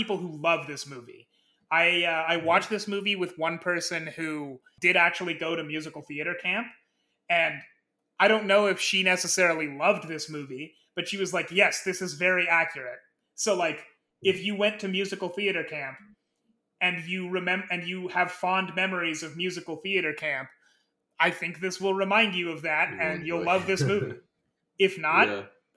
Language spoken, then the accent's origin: English; Nebraska, United States; growing up in Nebraska around that time